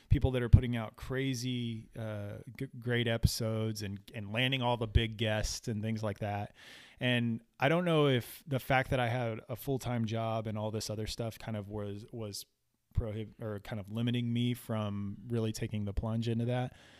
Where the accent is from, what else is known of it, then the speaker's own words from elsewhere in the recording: Florida, United States; moved away; also born or lived in South Texas; where I grew up in Florida